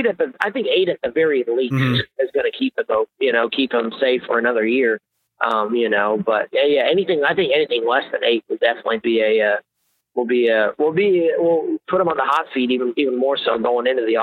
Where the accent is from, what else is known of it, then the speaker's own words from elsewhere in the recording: Grapevine, Texas, United States; moved away as an adult; also born or lived in San Antonio, Texas; now in Dallas, United States; I'm in Dallas. I grew up in Grapevine. I was in the DFW area my whole life before I moved down to San Antonio.